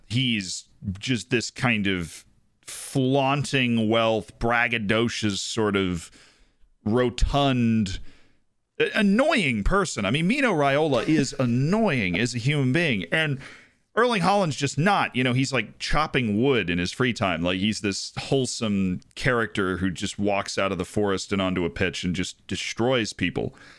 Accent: United States; as an American sports fan

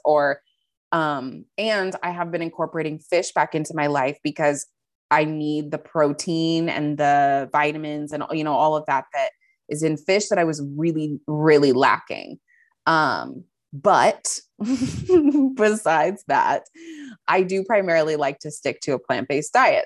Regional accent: Montana, United States; moved away as an adult; also born or lived in Maryland; now in San Diego, United States; I grew up primarily in Montana. So, um, from the age of like nine or ten to twenty-one when I moved down here to San Diego

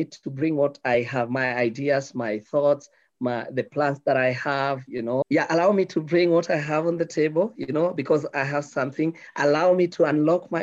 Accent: Nairobi, Kenya; So I was born in Nairobi. I stayed up with my family in Nairobi and not the suburbs of Nairobi. So I grew up in the deepest and the poorest parts of Nairobi.

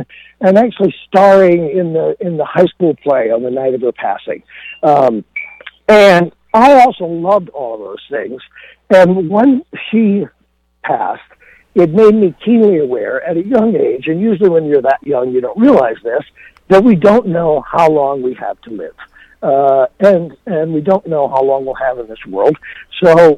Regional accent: Rockford, Illinois, United States; Rockford, Illinois, which is my hometown

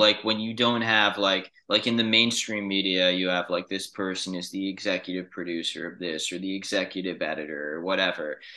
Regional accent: New York City, New York, United States; I grew up in New York City

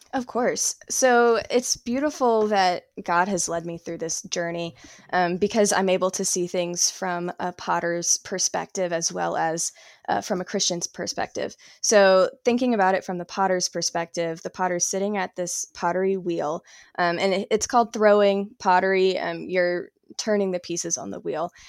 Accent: South Carolina, United States; moved away as an adult; now in Asheville, United States; I'm originally from South Carolina. I moved to Asheville, North Carolina, about two years ago

